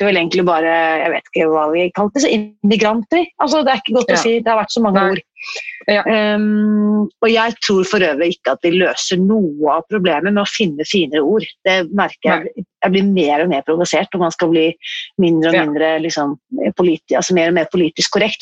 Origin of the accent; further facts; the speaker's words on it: Oslo, Norway; Jeg er født på Ullevål sykehus